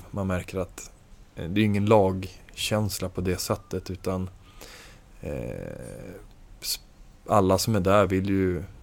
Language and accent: Swedish; Norrland, Sweden; alltså jag är från Norrland och ganska sådär, inte särskilt frusen av mig